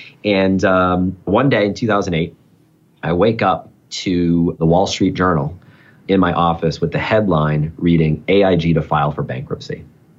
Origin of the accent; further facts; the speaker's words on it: New Hampshire, United States; There's a French connection. I've got a French-Canadian family. I grew up in New Hampshire, a little over the border.